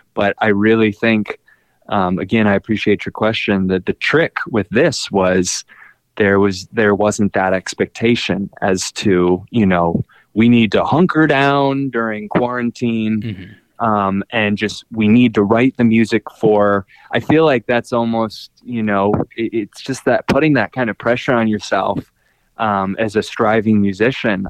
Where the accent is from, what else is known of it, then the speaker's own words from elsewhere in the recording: Minneapolis, Minnesota, United States; I'm from Minneapolis.